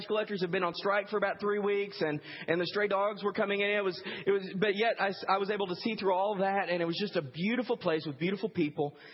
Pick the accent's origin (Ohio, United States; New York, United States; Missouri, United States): Missouri, United States; Kansas City; also born or lived in Bolivar, Missouri / Fort Worth, Texas; I grew up in Kansas City in a Baptist church.